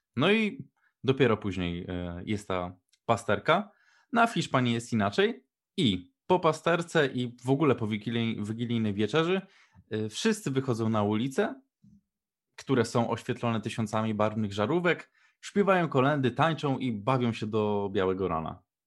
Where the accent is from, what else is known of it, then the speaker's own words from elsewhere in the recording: Poland; się wychowaliśmy w Polsce